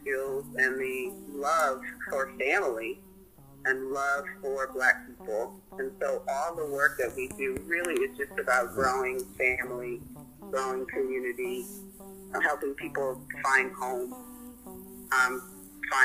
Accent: Norwalk, Connecticut, United States; moved away as an adult; also born or lived in North Carolina; now in Durham, United States; I am originally from Norwalk, Connecticut, which is about 10 hours east coast of North Carolina. I was born and raised there.

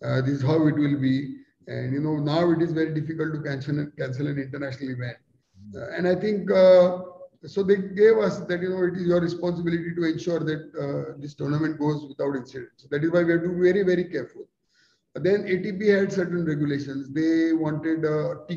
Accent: India; as an Indian

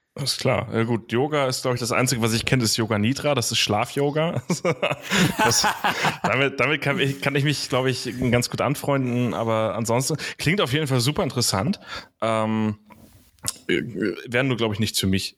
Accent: Hamburg, Germany; bin in Hamburg groß geworden

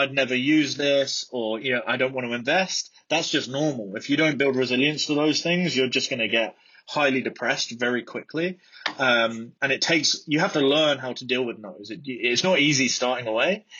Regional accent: Brighton, South East England, United Kingdom; also born or lived in Midlands; I was born in Brighton. I grew up in Brighton.

